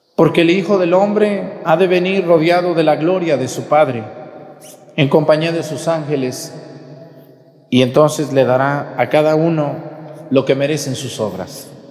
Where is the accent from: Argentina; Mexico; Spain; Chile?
Mexico; Mexticacán, Jalisco; moved away; a mi pueblo, Mesticacán